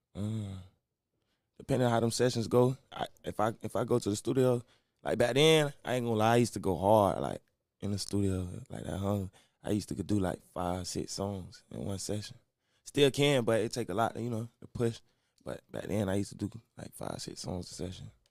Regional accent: Orlando, Florida, United States; I'm from Orlando, Florida. Rico Cartel, Silver Pines

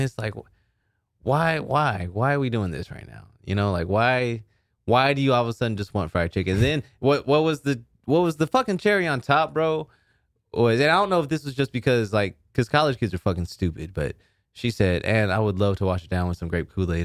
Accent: Sherman, Texas, United States; I'm from Sherman, Texas

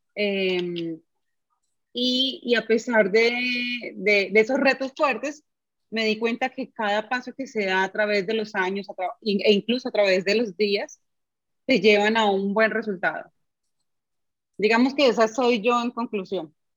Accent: Bucaramanga, Santander, Colombia; now in Medellín, Colombia; Yo soy de Bucaramanga

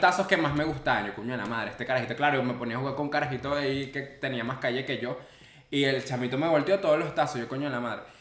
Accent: Maracay, Aragua, Venezuela; somos de Maracay

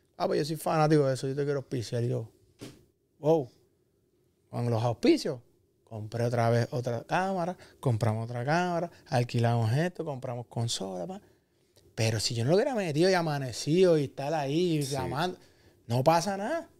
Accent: Cabo Rojo, Puerto Rico; nosotros que somos de Cabo Rojo

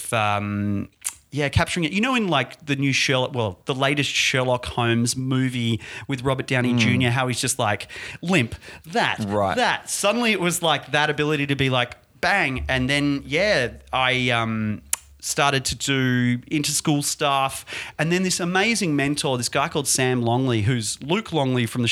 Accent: Perth, Western Australia, Australia; now in Melbourne, Australia; I'm from Perth. Perth boys

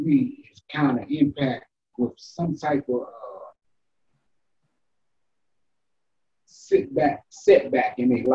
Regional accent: Washington, District of Columbia, United States; also born or lived in Orange Street, Southeast; I was born and raised in Potomac

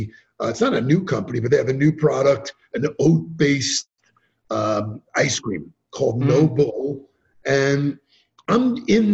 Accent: New York, United States; I'm from New York

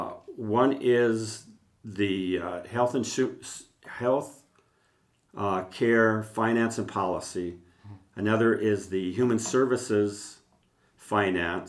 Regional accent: Olmsted County, Minnesota, United States; growing up on the farm, growing up in Olmsted County

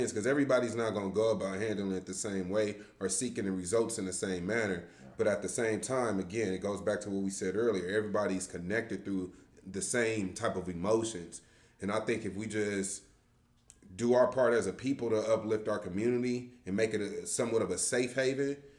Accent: Los Angeles, California, United States; growing up in the Crenshaw community ever since a kid, since I was born. I mean, I've always stayed in the Crenshaw

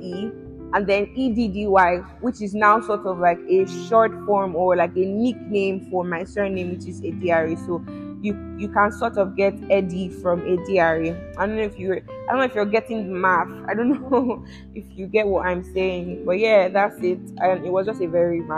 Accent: Edo, Nigeria; I'm from Edo State in Nigeria

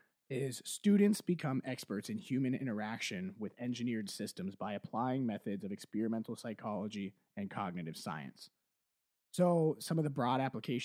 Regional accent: Canton, Ohio, United States; small town dude from Canton, Ohio.

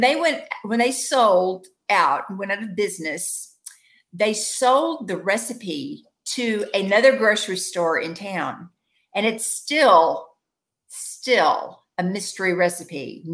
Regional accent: Paducah, Kentucky, United States; born or raised there

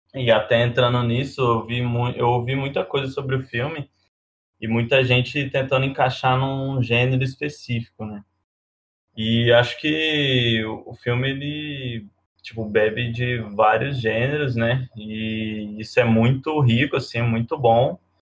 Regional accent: Alfenas, Minas Gerais, Brazil; now in São Carlos, Brazil; Eu moro em São Carlos, mas sou de Alfenas, uma cidade muito pequena

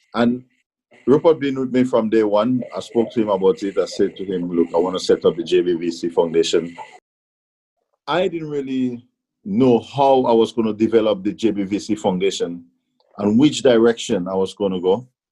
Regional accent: Grenada; now in England; even in Grenada, growing up and coming to England

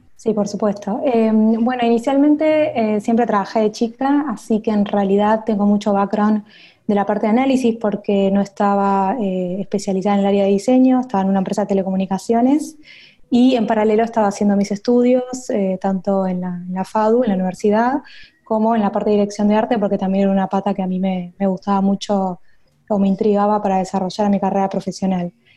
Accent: Buenos Aires, Argentina; accent: Argentine; soy de Buenos Aires, capital federal. O sea, estuve siempre en Argentina.

